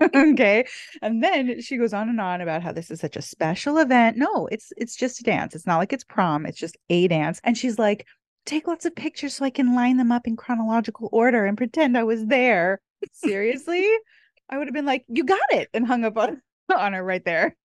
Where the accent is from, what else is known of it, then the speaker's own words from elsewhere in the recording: California, United States; now in Hawaii, United States; at heart, I'm probably always gonna be a California girl